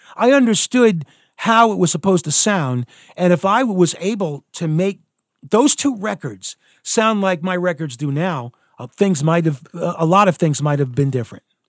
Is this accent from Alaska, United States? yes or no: yes; Alaska, United States; moved away; also born or lived in Philadelphia, Pennsylvania; there I am, a kid, uh, you know, growing up in the middle of like nowhere